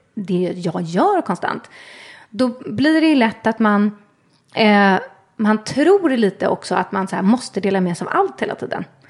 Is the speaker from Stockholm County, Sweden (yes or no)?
yes; Stockholm, Stockholm County, Sweden; Jag är uppvuxen i eh, Hässelby, Vällingby i Västerort